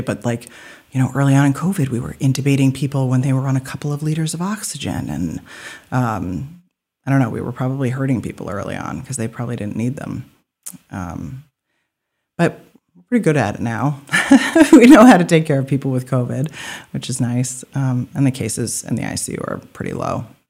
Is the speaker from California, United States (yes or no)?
no; Alfred, Maine, United States; also born or lived in Portland, Maine; I was born in Alfred, so I lived there and left for training and then came back.